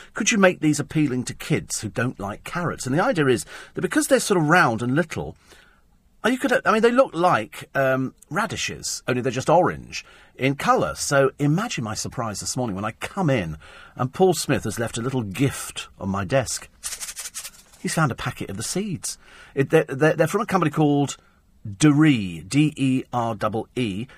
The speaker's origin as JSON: {"language": "English", "country": "United Kingdom"}